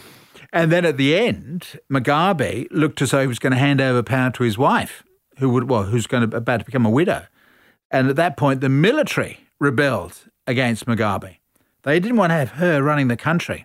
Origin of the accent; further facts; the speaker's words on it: Australia; we're all Australian